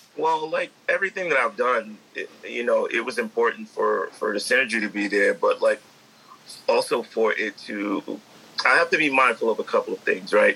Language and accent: English; New York City, New York, United States; I grew up in the Bronx